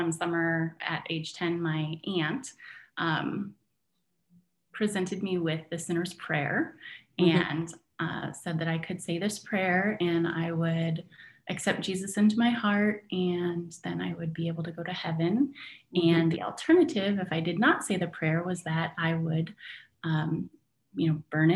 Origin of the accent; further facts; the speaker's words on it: California, United States; moved away as an adult; also born or lived in Michigan; now in Battle Creek, Michigan, United States; I grew up in California, and I moved in at my grandma's house